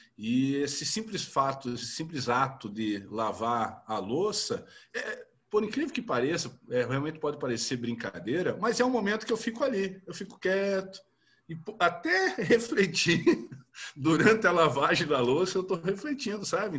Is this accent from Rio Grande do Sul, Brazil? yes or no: yes; interior of Rio Grande do Sul, Brazil; now in Federal District, Brazil; Eu sou do interior do Rio Grande do Sul, né? Família tradicional e, e criado na roça